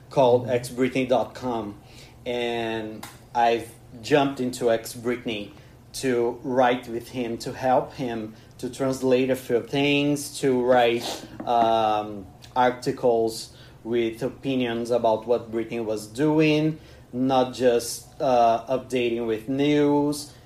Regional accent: Bahia, Brazil; English is a second language; moved away as an adult; now in Paraíba, Brazil; I'm from Bahia, which is a place that we have a lot of music going on.

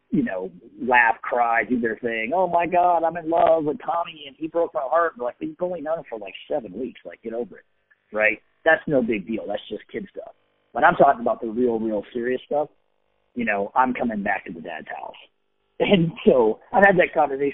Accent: San Diego, California, United States; I grew up in San Diego

